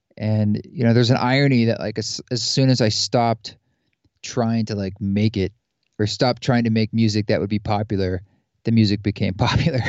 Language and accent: English; outside Portland and Salem, Oregon, United States; moved away; also born or lived in New York City; I grew up in the Pacific Northwest, outside Portland and Salem, Oregon